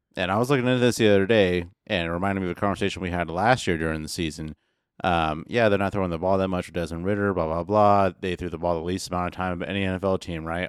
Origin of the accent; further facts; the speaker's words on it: Midwest, United States; I'm from the Midwest